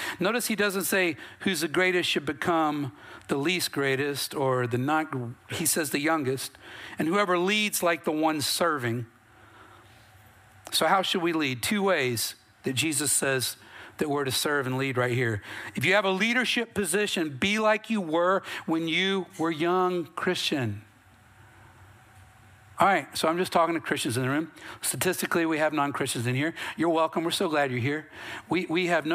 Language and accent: English; North Carolina, United States; I'm from North Carolina